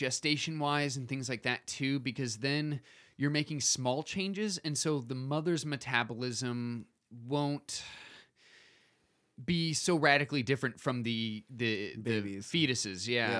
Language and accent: English; Michigan, United States; But that's just like Michigan where I grew up in Michigan.